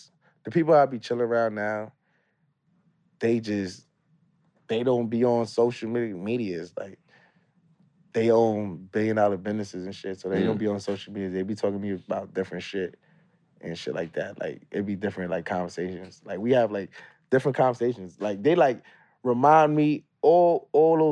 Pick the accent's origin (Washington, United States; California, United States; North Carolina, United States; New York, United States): New York, United States; New York City; I'm from Brooklyn